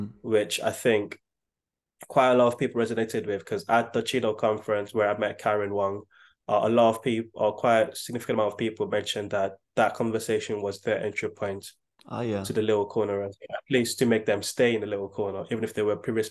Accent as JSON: {"language": "English", "country": "Nigeria", "tie": "born or raised there", "moved": "yes", "lives_now": "United Kingdom", "said": "growing up in Nigeria, electricity is not 24 hours."}